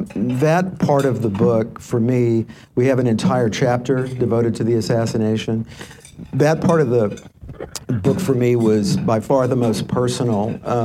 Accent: Dallas, Texas, United States; And I said, I'm from Dallas, Texas.

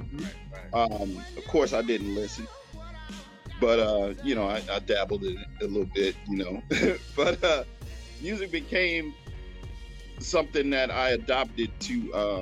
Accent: Oakland, California, United States; I grew up in West Oakland and everything was centered around there

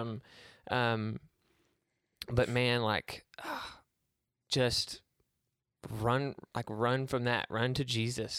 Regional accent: Itasca, United States; moved away; I grew up in Itasca

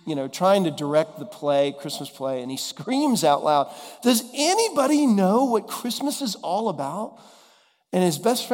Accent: Dallas, Texas, United States; now in Nashville, United States; we grew up together in Dallas

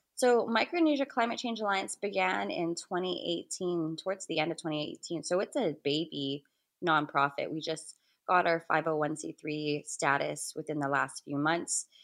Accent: Guam; I'm from the Mariana Islands, primarily residing in Guahan, or Guam as it's better known, in the Western Pacific

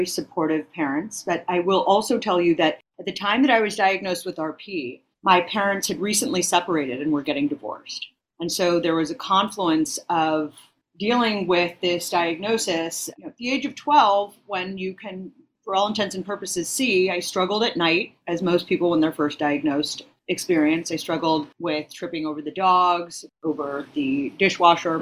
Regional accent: San Francisco Bay Area, California, United States; moved away as an adult; now in New York City, United States; I was born and raised in the San Francisco Bay Area, and I moved to New York City in my early 20s to attend graduate school

